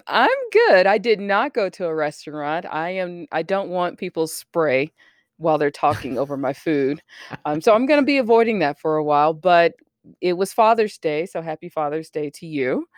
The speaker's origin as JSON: {"language": "English", "region": "Alabama", "country": "United States", "tie": "born or raised there", "said": "I didn't grow up in Texas, I grew up in Alabama."}